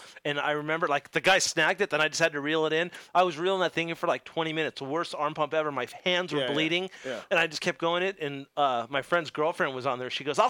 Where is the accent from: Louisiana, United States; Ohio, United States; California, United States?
California, United States; Los Angeles; I grew up in Venice, and the Venice Pier was right by my house.